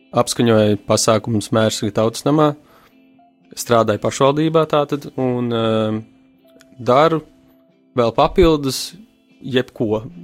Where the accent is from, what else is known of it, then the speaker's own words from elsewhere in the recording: Mērsrags, Talsi Municipality, Latvia; arī es nāku no Mērsaga